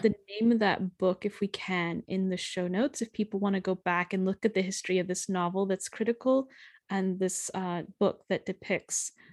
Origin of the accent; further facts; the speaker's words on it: United States; as an American